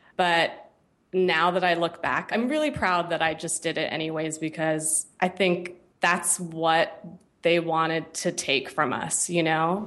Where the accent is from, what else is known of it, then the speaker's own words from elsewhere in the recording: San Francisco Bay Area, California, United States; moved away as an adult; also born or lived in New York; I grew up in the Bay Area, in, in the San Francisco Bay Area